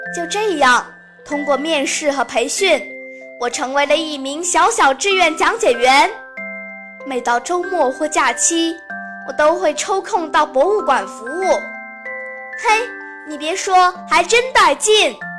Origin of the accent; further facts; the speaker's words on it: Nanning, Guangxi, China; 我是来自绿城南宁的壮族小阿妹